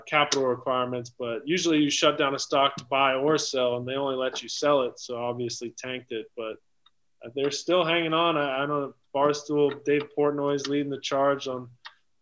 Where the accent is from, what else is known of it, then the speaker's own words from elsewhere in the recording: Cincinnati, Ohio, United States; I'm from Cincinnati, obviously, where I play